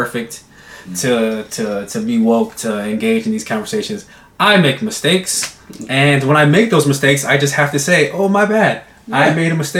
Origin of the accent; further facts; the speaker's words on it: United States; I'm American